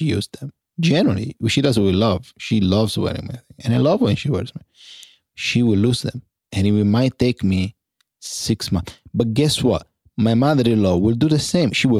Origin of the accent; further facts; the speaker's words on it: Italy; moved away; Growing up in Italy